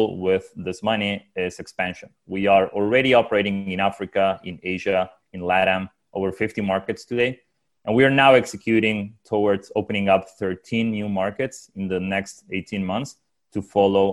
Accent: Uruguay; now in San Francisco, United States; I'm originally from Uruguay, now based out of San Francisco

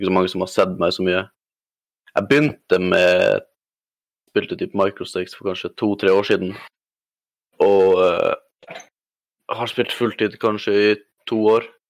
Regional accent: Alta, Finnmark, Norway; moved away; also born or lived in Harstad, Troms; Jeg kommer fra Nord-Norge

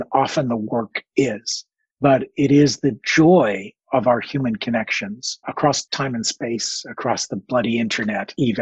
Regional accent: Toronto, Ontario, Canada; I come from Toronto.

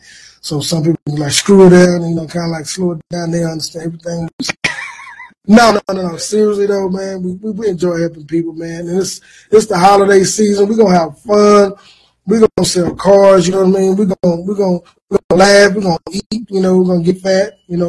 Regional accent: Austin, Texas, United States; born and raised in Austin, Texas

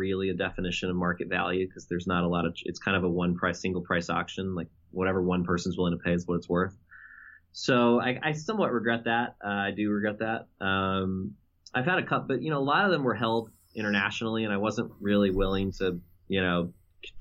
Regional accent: Houston, Texas, United States; moved away; from my same state where I grew up in Texas

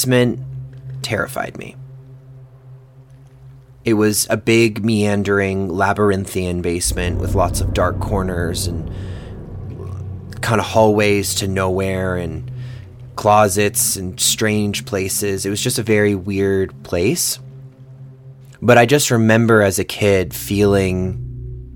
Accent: Orleans, Massachusetts, United States; I grew up in Orleans, Massachusetts, on a little peninsula that sticks out into the ocean called Cape Cod

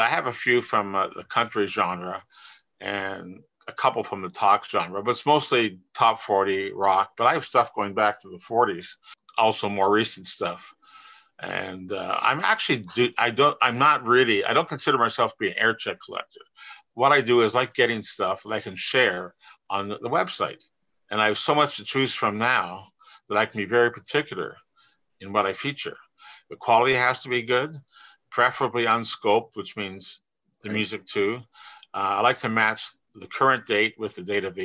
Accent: Toronto, Ontario, Canada; I'm from Toronto

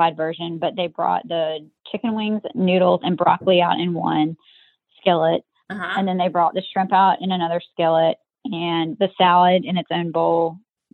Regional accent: Mobile, Alabama, United States; moved away as an adult; now in Maryland, United States; I'm from Mobile.

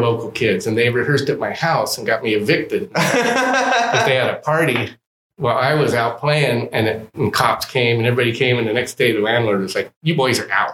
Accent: Los Angeles, California, United States; also born or lived in Humboldt County, California; a kid that grew up

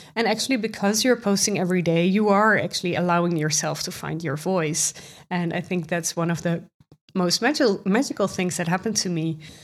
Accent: Netherlands; accent: Dutch; English is a second language; I'm from the Netherlands. You can probably hear it from my accent

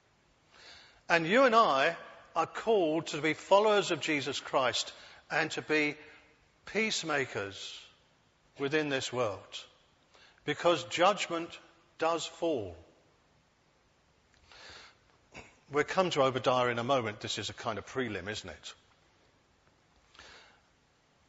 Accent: United Kingdom; I'm a Brit. I was born here

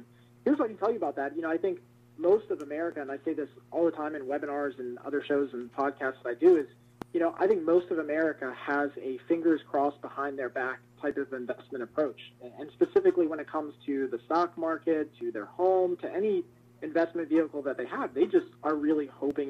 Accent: Northern Virginia, United States; moved away as an adult; also born or lived in Colorado / Pennsylvania; now in Pittsburgh area, Pennsylvania, United States; I grew up most of my life in Virginia, Northern Virginia, right outside of Washington, D.C.

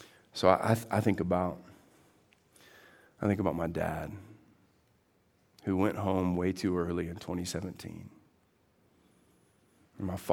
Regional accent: Texas, United States; I come in from Texas.

